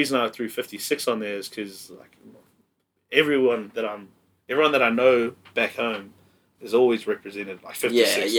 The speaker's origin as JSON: {"language": "English", "country": "New Zealand", "tie": "born or raised there", "also_born_or_lived": "Goodna, Queensland", "moved": "yes", "lives_now": "Brisbane, Australia", "said": "love from my little hometown in New Zealand."}